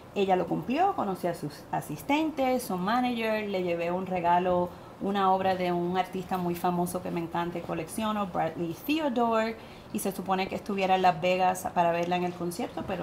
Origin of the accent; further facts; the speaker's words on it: Puerto Rico; accent: Puerto Rican; moved away as an adult; also born or lived in California; mi acento puertorriqueño